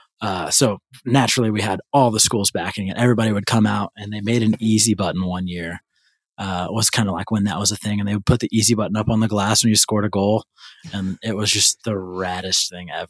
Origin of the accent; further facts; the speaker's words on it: St. Louis, Missouri, United States; my hometown, St. Louis